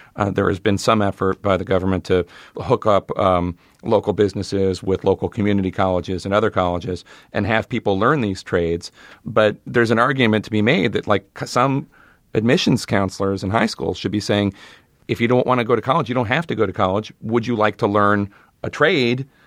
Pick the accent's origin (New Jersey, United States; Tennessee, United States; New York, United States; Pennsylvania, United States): Pennsylvania, United States; Philadelphia; we're both from Philly